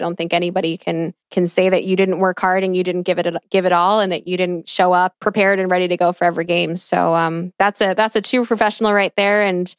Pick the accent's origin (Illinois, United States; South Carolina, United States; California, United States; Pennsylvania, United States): Pennsylvania, United States; Philadelphia; Even though I am from Philly